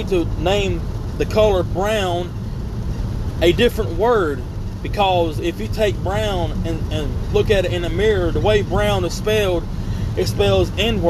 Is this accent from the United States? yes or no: yes; United States; we as American citizens